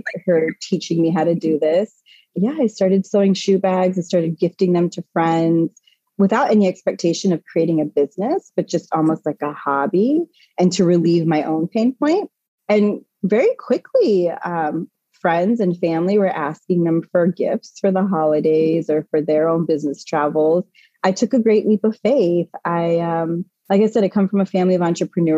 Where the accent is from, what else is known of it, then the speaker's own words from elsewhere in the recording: California, United States; moved away as an adult; now in East Coast, United States; I was born and raised in California, so on the opposite side of the coast. I moved to the East Coast 16 years ago